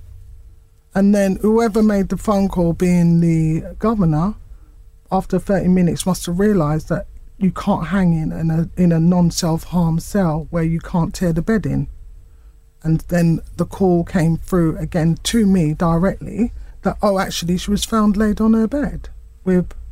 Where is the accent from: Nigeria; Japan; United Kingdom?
United Kingdom; I was born here. We're British